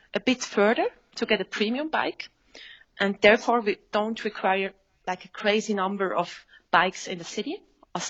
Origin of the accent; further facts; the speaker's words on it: Switzerland; I'm from Switzerland.